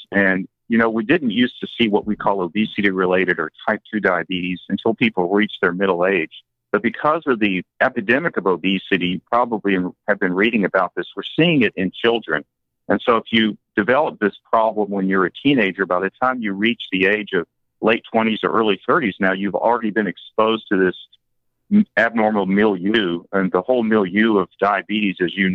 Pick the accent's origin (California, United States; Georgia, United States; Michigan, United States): Georgia, United States; South; I was very much influenced by people in South Georgia where I grew up